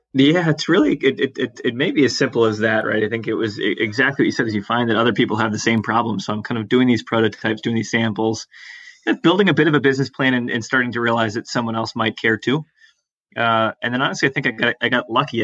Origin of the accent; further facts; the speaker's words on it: Atlanta, Georgia, United States; now in Boston, United States; grew up very much, you know, in the suburbs of Atlanta